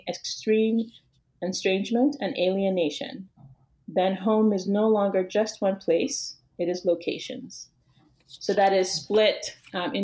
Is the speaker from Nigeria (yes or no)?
yes; Yorubaland, Western Nigeria, Nigeria; moved away as an adult; now in United States; the sands from Yoruba land, where I'm from in Western Nigeria